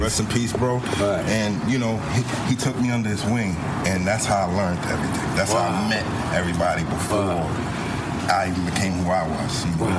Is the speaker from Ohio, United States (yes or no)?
no; New York City, New York, United States; I'm originally from the Bronx.